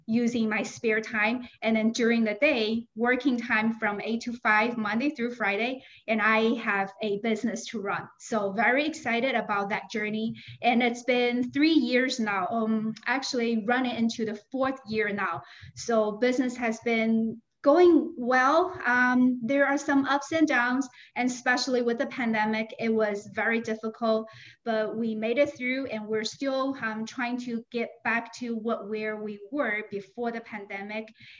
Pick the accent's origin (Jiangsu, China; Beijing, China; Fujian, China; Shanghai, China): Shanghai, China; moved away as an adult; now in Naperville, United States; I came from China, Shanghai